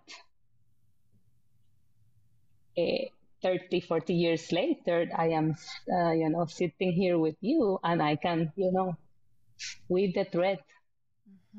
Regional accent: San Juan, Puerto Rico; moved away as an adult; also born or lived in United States / Iraq; now in Norway; I'm born and raised in Puerto Rico, in the capital, Puerto Rico, which is like a big city.

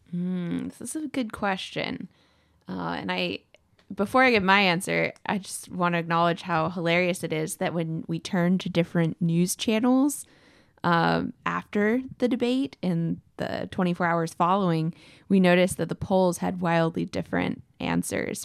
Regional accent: Texas, United States; as a Texan

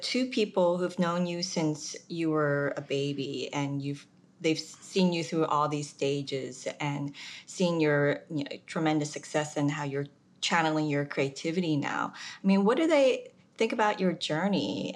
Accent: United States; also born or lived in South Korea; I moved to the States when I was five

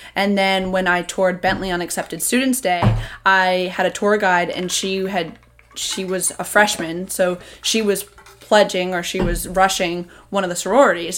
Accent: Seekonk, Massachusetts, United States; I'm from Seekonk.

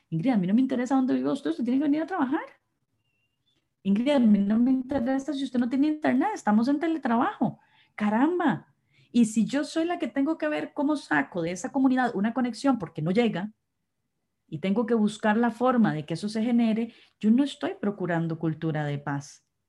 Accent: Costa Rica; somos costarricenses

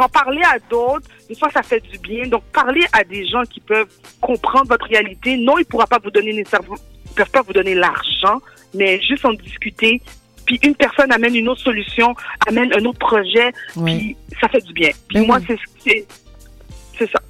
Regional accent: Montreal, Quebec, Canada; born or raised there; also born or lived in Rivière-des-Prairies

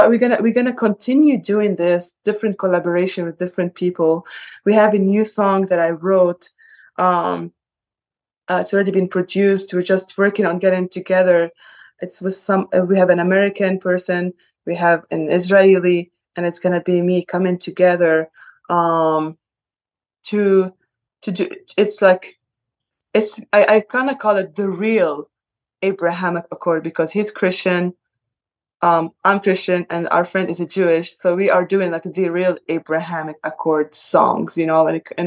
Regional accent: Sidon, South Governorate, Lebanon; now in United States; I'm from the south of Lebanon. I am from the south. I'm from Sidon.

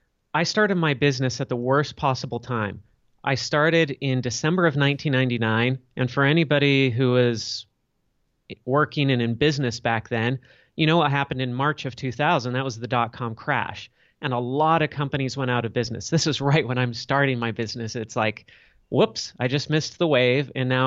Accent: Los Angeles, California, United States; I grew up in Los Angeles, California.

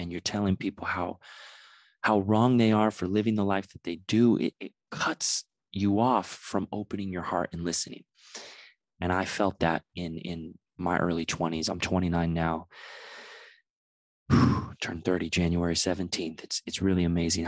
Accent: San Diego, California, United States; now in Los Angeles, United States; I'm from San Diego

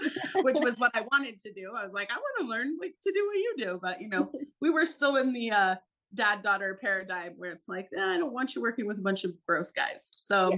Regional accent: Alaska, United States; I'm born and raised in Alaska, and I had a wild and crazy Alaskan childhood

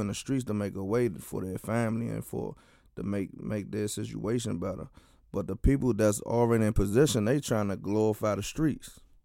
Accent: Washington, District of Columbia, United States; I'm from Washington, D C, um, in a Deanwood community.

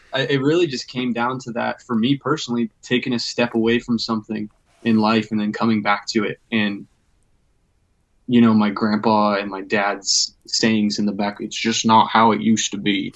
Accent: Everett, Washington, United States; I'm I'm actually stationed here in my home, pretty much my hometown, Everett, Washington

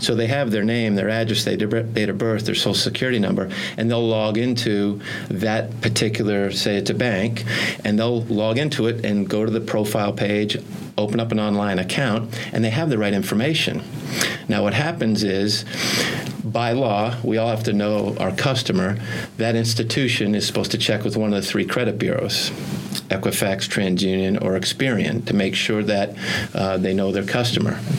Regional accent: Burlington, Vermont, United States; I grew up in Burlington, Vermont

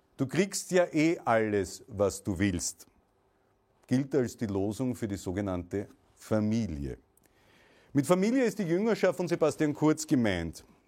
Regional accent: Austria; meine Heimat Österreich

